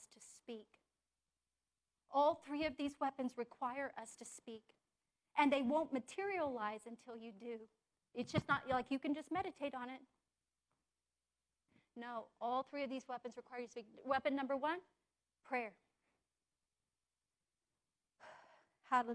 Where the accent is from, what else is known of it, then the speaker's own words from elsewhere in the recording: United States; I'm an American